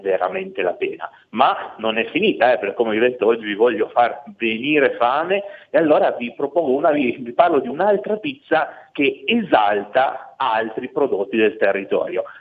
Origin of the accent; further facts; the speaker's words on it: Piedmont, Italy; Io da buon piemontese adoro il vitello tonnato, è proprio un altro prodotto tipico d'eccellenza della mia regione